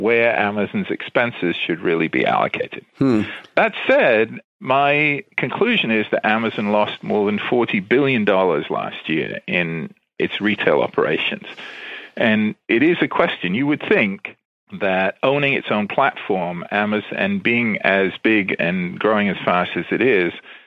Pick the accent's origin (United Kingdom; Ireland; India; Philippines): United Kingdom; England; moved away as an adult; also born or lived in London / Berkeley, California; now in Washington area, United States; I grew up in England, and I went to college in England